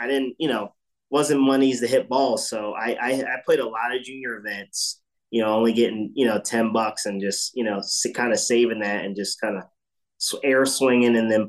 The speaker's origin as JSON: {"language": "English", "town": "Sewell", "region": "New Jersey", "country": "United States", "tie": "born or raised there", "also_born_or_lived": "Willingboro, New Jersey / Pennsauken, New Jersey", "said": "And I grew up, you know, around there. You know, I was born in Willingboro and obviously moved to Deptford or Sewell later"}